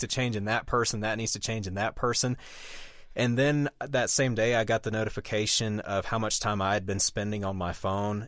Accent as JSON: {"language": "English", "region": "Deep South", "country": "United States", "tie": "born or raised there", "moved": "yes", "said": "growing up in the Deep South"}